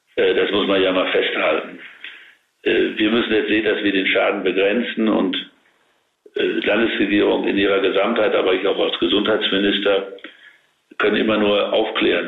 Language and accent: German; Münsterland, North Rhine-Westphalia, Germany; ich bin ja auch Münsterländer